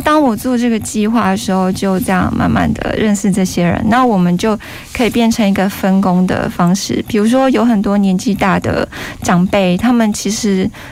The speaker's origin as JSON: {"language": "Chinese", "country": "Taiwan", "said": "我们台湾人"}